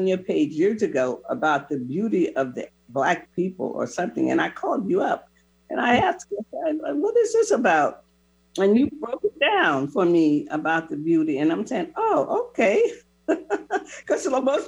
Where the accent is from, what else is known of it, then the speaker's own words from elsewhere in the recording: Florida, United States; I grew up in Florida when I went to school